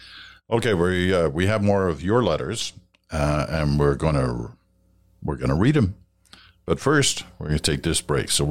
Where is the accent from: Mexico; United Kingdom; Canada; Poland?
United Kingdom; England; born there; I was born in England.